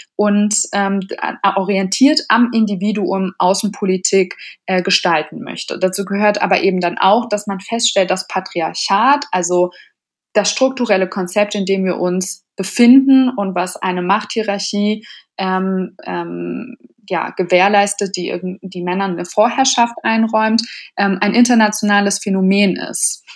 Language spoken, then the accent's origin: German; Berlin, Germany; ich bin ursprünglich aus Berlin